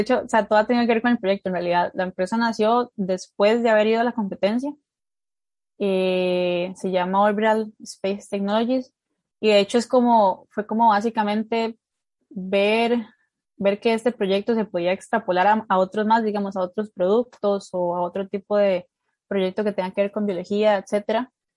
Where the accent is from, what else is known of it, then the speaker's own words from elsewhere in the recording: Turrialba, Cartago, Costa Rica; Yo en el kinder me he metido a baile folclórico de Costa Rica, eh, a un grupo de, bueno, un grupo de Turrialba, pues eh, que, es, que el lugar donde vivo, de mi pueblo